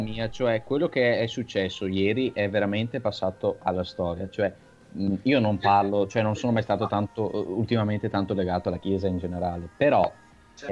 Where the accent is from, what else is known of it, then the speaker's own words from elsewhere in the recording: Veneto, Italy; sono veneto totalmente tanto